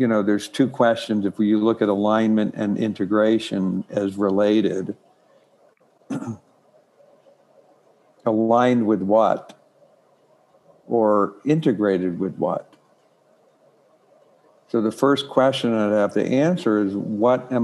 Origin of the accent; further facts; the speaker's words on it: Ireland; I'm born Irish